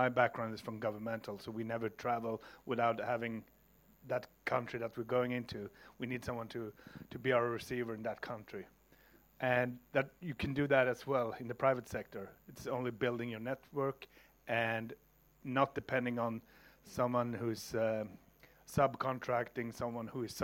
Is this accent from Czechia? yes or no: no; Stockholm, Stockholm County, Sweden; my hometown, for example, Stockholm